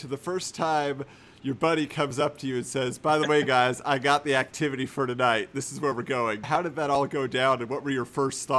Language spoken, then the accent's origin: English; Southern California, United States; I grew up in Southern California